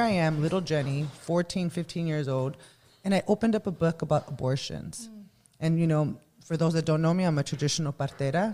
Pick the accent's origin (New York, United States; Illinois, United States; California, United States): California, United States; Los Angeles; I was born and raised in Boyle Heights